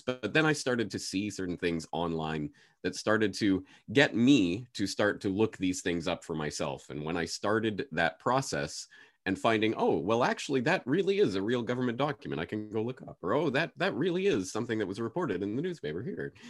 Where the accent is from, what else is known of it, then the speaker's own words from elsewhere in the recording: Canada; moved away as an adult; now in Japan; I was going back to Canada